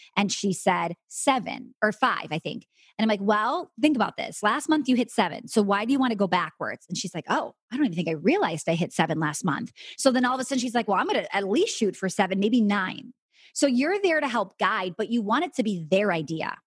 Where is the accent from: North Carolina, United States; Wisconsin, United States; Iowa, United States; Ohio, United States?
Wisconsin, United States; I'm from Wisconsin